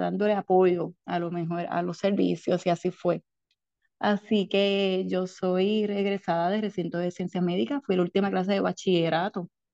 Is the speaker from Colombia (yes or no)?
no; San Germán, Puerto Rico; moved away as an adult; now in Ponce, Puerto Rico; soy natural del pueblo de San Germán y ahora soy hija ponceña porque llevo más de 20 años en Ponce